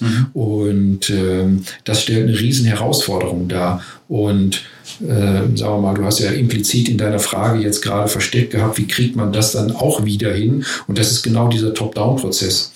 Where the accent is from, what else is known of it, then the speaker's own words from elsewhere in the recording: Ruhr area, North Rhine-Westphalia, Germany; also ich komme ja aus dem Ruhrgebiet, hört man vielleicht auch